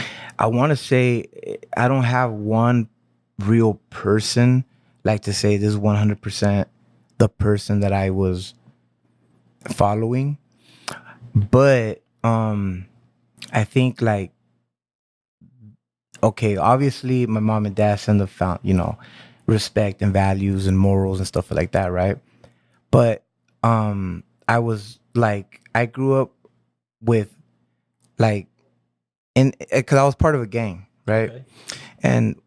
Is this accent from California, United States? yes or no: yes; Santa Ana, California, United States; I was born in Santa Ana.